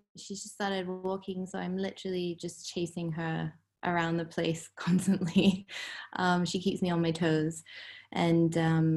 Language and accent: English; Hong Kong; I grew up in Hong Kong.